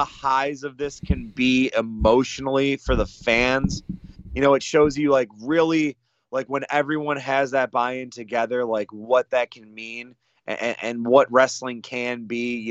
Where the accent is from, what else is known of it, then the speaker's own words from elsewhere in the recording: Michigan, United States; moved away; Spent a little time in some beautiful parts of the mitten-shaped state, my home state